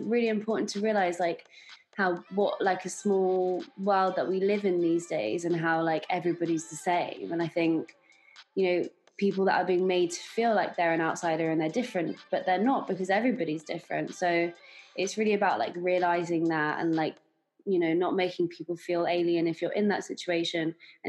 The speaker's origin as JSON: {"language": "English", "region": "London", "country": "United Kingdom", "tie": "born or raised there", "said": "growing up in London, there's so many different nationalities. I've grown up with predominantly English in the beginning"}